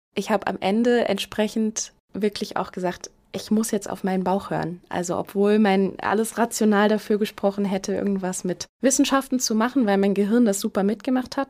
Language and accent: German; Herford, North Rhine-Westphalia, Germany; moved away as an adult; also born or lived in Frankfurt; now in Mainz, Germany; Ich bin in Herford geboren worden und bin dort eigentlich auch bis zu meinem Studiumsumzug dann nach Frankfurt habe ich da meine ganze Kindheit verbracht